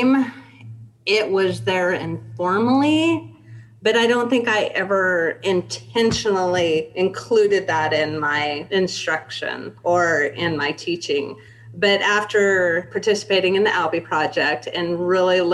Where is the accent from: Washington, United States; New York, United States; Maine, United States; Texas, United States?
Washington, United States; Spokane; I grew up in Spokane